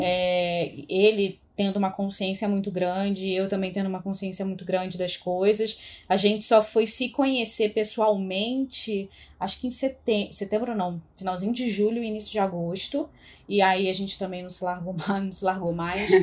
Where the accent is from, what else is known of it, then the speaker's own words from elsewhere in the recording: Rio de Janeiro, Brazil; now in São Paulo, Brazil; Como uma boa carioca